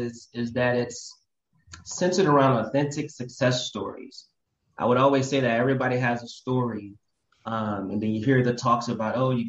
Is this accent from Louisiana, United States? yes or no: yes; New Orleans, Louisiana, United States; I grew up in the Lower Ninth Ward, across the canal, across the Industrial Canal.